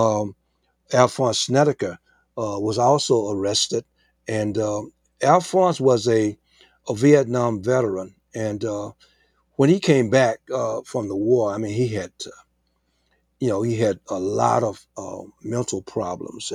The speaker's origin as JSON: {"language": "English", "town": "Mansfield", "region": "Louisiana", "country": "United States", "tie": "born or raised there", "moved": "yes", "said": "my hometown of Mansfield"}